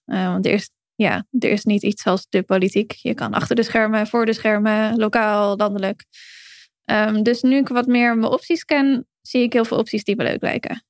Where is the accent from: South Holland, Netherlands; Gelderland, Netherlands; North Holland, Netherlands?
North Holland, Netherlands; Heerhugowaard; moved away; ik kom dan oorspronkelijk uit Herengewaard, eh, vlakbij Alkmaar, Koep van Noord-Holland. Dat ook heel veel mensen uit mijn geboorteomgeving, zeg maar, of waar ik, waar ik mijn jeugd doorbracht